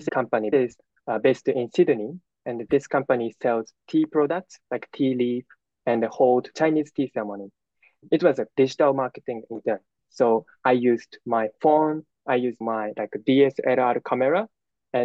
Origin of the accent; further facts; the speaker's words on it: Japan; I'm a university student from Japan